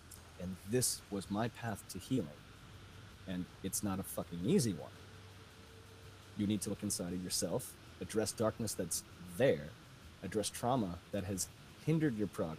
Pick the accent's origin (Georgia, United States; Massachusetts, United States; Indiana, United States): Massachusetts, United States; Boston; now in Connecticut, United States; I'm hailing from Connecticut, but I'm a Boston boy, born and bred.